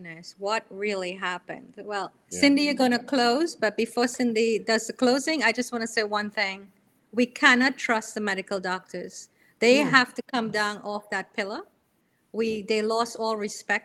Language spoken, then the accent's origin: English; New York, United States; moved away as an adult; now in Florida, United States; I'm from New York, so I left New York and I'm in Florida now.